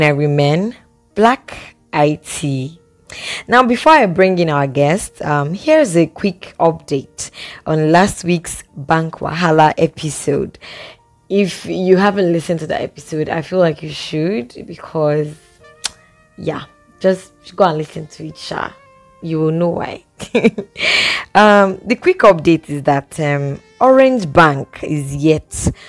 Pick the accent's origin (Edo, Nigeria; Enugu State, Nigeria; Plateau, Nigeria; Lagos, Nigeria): Edo, Nigeria; I'm still an Edo girl.